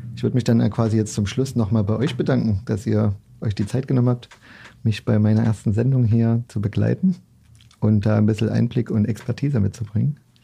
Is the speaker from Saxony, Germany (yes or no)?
yes; Leipzig, Saxony, Germany; als gebürtiger Leipziger